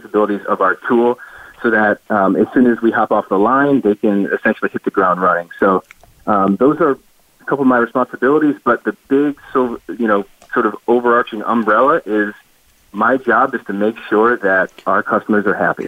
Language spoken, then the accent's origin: English; Cleveland, Ohio, United States; moved away as an adult; now in Charlotte, United States; born and raised in Cleveland, Ohio